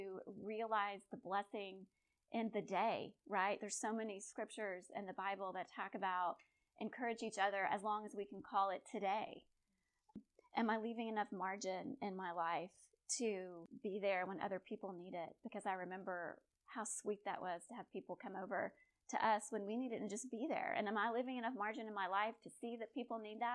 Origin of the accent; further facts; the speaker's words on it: Conroe, Texas, United States; I'm a gal from Conroe, Texas. I was Miss Cut and Shoot